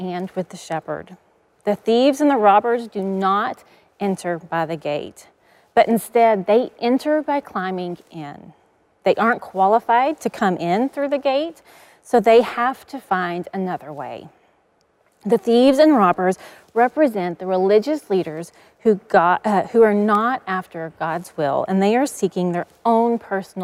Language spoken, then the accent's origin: English; East Texas, United States; I grew up in East Texas, and growing up, we always had a herd of cows.